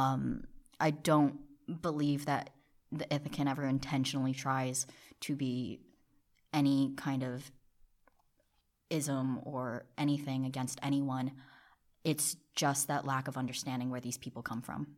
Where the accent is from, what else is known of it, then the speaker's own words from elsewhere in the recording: New Jersey, United States; also born or lived in South Korea; I am from Jersey. I was originally born in South Korea